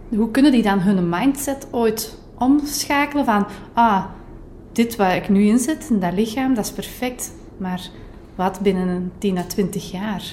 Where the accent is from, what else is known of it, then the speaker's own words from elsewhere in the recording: Kempen, Belgium; bij ons in de Kempen